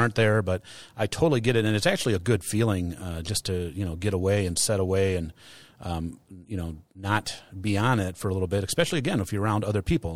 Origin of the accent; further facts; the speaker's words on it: United States; Americans, as American consumers pre-COVID